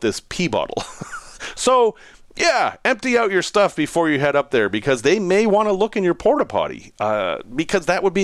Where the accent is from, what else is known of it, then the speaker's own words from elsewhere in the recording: United States; I grew up in the States